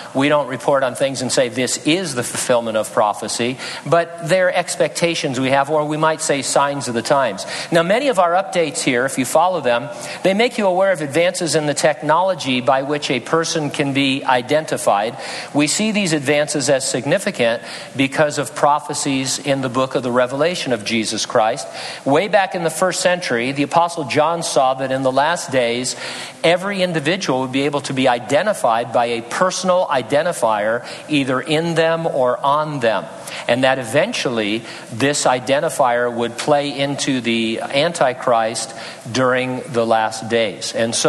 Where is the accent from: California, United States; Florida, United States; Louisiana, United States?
California, United States; San Bernardino; In California, the counties of Los Angeles, Riverside, and my hometown, San Bernardino, have contributed scans